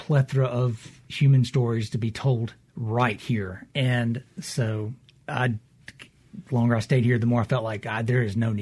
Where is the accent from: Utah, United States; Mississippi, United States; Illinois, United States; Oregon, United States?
Mississippi, United States; Jackson; I was born in Jackson. I lived most of my life here.